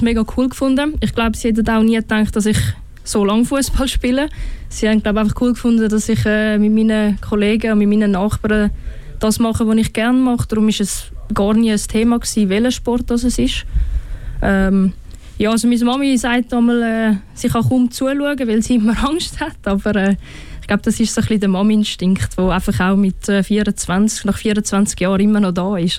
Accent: Winterthur, Zurich, Switzerland; ich bin in der Stadt aufgewachsen, Stadt Winterthur

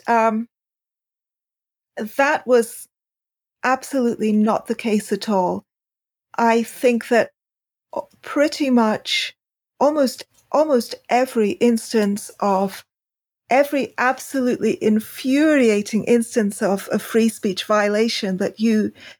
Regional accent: United Kingdom; I'm British

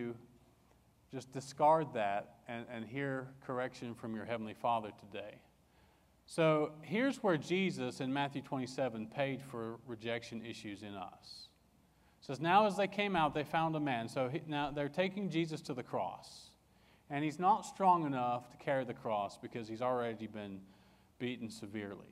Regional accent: England, United Kingdom; I grew up in England

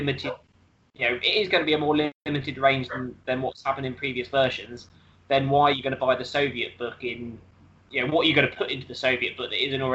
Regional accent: United Kingdom; I'm British.

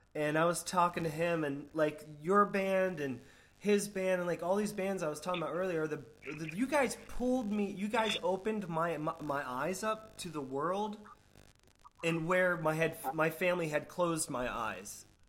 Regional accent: Florida, United States; growing up in Florida

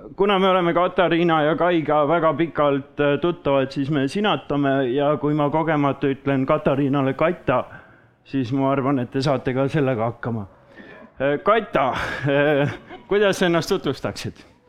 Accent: Saare County, Estonia; now in Paide, Estonia; olen pärit Saaremaalt ja elu on toonud mind siis äh, Paidesse nüüd tänasel päeval

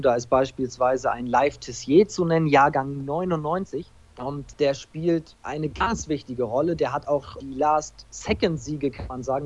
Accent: Preetz, Schleswig-Holstein, Germany; in meiner Heimatstadt Preetz als, als Hallensprecher unterwegs war

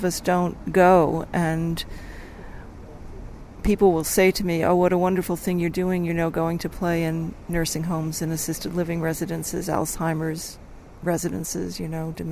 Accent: United States; now in Australia; I'm living in Australia and I'm American

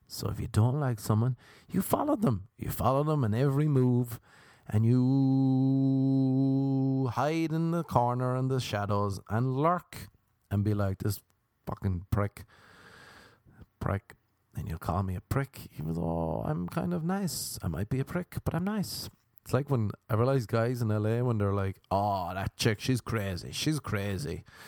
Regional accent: Cork, Munster, Ireland; moved away as an adult; now in United States; I came from Ireland

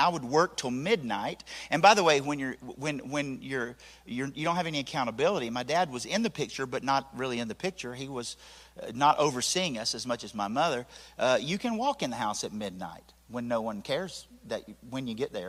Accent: Tennessee, United States; I'm from Nopone Valley.

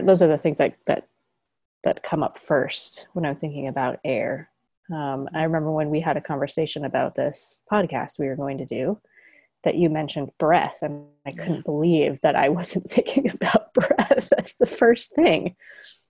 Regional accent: Colorado, United States; I come from Colorado where there are very strong winds, especially in the spring.

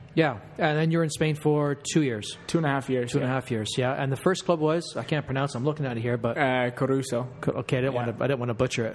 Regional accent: Canada; we're Canadian

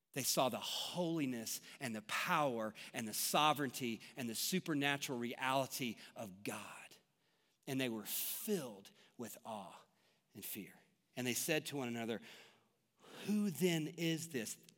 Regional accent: Franklin, Tennessee, United States; moved away; I grew up in Tennessee, and tornadoes are much more prevalent there than they are here. And in the town that we lived in, Franklin, Tennessee

